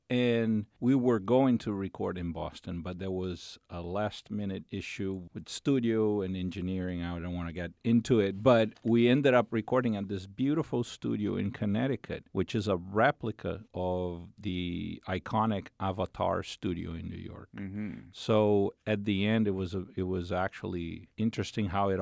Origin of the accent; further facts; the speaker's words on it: Brazil; moved away; I'm from Brazil